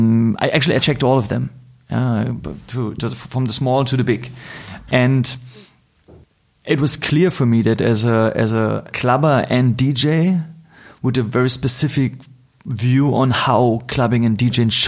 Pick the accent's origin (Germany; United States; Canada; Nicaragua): Germany; Berlin; I'm hardly in my hometown in Berlin for a long time